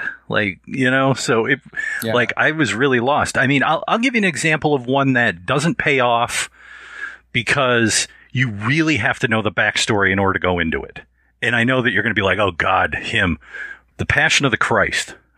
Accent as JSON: {"language": "English", "country": "United States", "said": "being an American, being a westernized, you know, white Anglo person"}